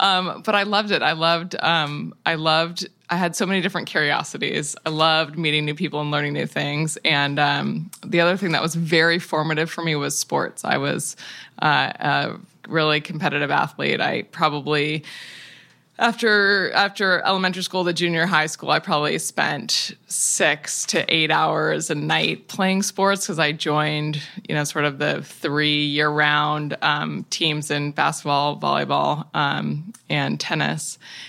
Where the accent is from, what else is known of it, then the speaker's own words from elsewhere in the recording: Tacoma, Washington, United States; I grew up in Tacoma, Washington, in the woods, and near a fabulous public park.